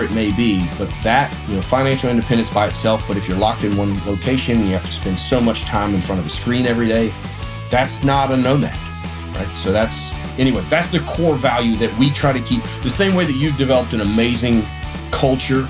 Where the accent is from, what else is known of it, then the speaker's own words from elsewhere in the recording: South Carolina, United States; I'm from South Carolina